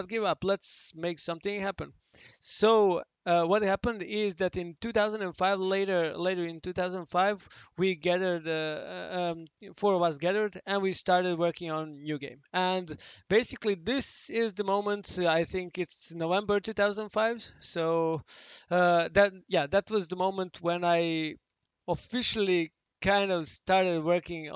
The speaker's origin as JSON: {"language": "English", "region": "Belgrade", "country": "Serbia", "said": "I'm from Belgrade originally"}